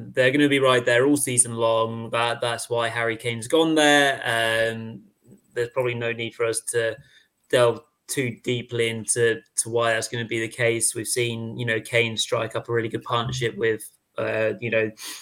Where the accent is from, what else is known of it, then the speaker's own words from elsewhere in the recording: England, United Kingdom; we're English chaps